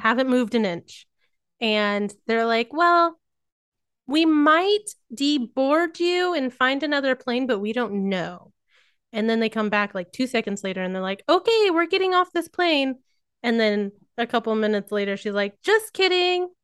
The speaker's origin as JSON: {"language": "English", "region": "Missouri", "country": "United States", "tie": "born or raised there", "accent": "rednecky", "said": "I grew up in Missouri, so it does come out at times"}